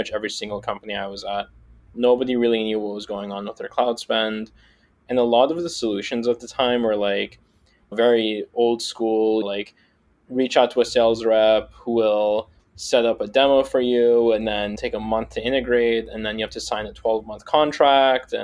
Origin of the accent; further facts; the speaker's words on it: Seattle, Washington, United States; I grew up in Seattle